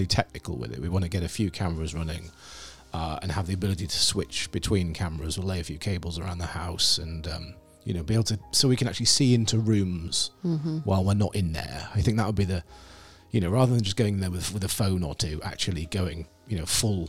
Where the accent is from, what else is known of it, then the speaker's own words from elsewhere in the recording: Scarborough, Yorkshire and the Humber, United Kingdom; I grew up in Scarborough, and I live next to a park, Fallsgrave Park